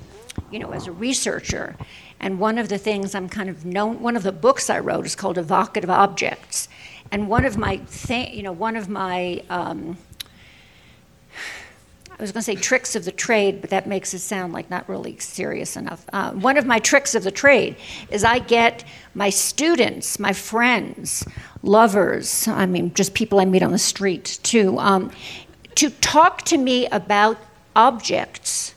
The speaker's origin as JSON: {"language": "English", "town": "New York City", "region": "New York", "country": "United States", "said": "I'm Jewish from Brooklyn."}